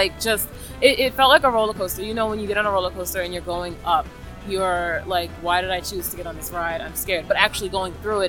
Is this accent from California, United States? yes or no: no; New York City, New York, United States; now in Manhattan, United States; I'm originally from the Bronx, New York, but I moved to Manhattan.